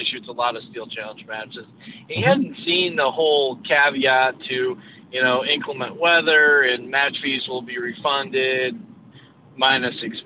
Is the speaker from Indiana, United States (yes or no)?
no; New York, United States; I'm from New York